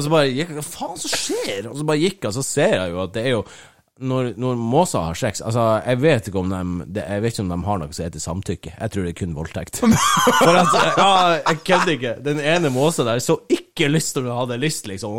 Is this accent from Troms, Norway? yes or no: yes; Bardufoss, Troms, Norway